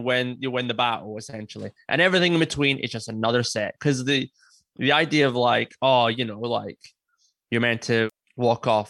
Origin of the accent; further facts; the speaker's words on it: Scotland, United Kingdom; I'm Scottish